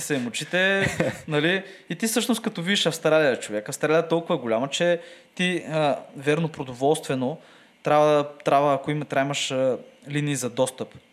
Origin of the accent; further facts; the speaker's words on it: Bulgaria; нашата държава